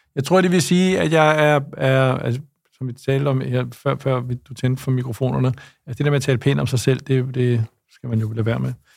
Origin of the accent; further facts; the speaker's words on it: Lyngby, Capital Region of Denmark, Denmark; also born or lived in Copenhagen; jeg voksede op i Lyngby og har gået på folkeskole i Lyngby